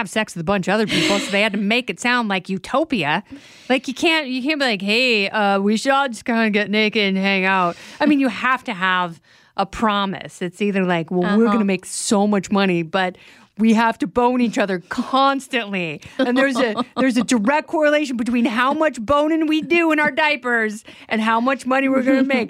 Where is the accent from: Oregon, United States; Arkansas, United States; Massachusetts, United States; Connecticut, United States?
Oregon, United States; I grew up in Oregon.